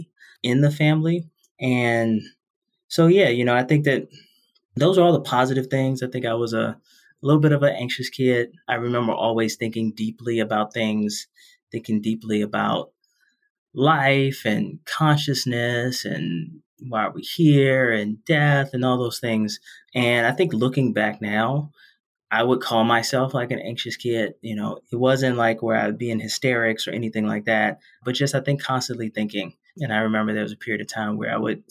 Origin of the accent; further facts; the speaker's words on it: Washington, District of Columbia, United States; I grew up in Southeast DC, actually inside DC